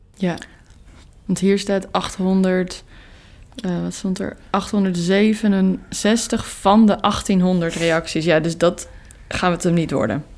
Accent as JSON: {"language": "Dutch", "town": "Amsterdam", "region": "North Holland", "country": "Netherlands", "tie": "born or raised there", "said": "ik als geboren Amsterdammer"}